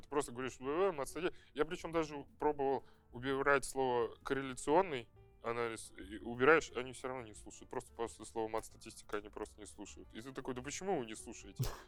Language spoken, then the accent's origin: Russian; Saint Petersburg, Russia; moved away as an adult; now in Moscow, Russia; Я там прожил, я там родился и прожил